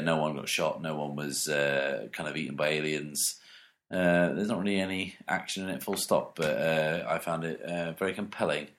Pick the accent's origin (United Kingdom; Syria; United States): United Kingdom; being British